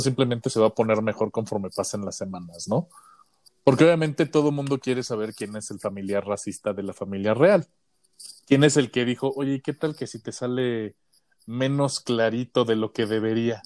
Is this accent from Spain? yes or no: no; Mexico; es porque soy mexicano